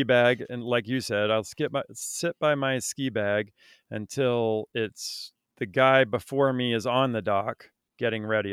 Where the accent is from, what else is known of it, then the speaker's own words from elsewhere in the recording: Vermont, United States; I grew up in Vermont